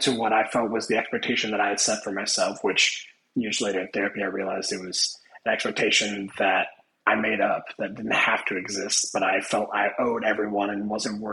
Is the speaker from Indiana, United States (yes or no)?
yes; Indiana, United States; moved away as an adult; now in Florida, United States; I'm not originally from Florida. I am from Indiana.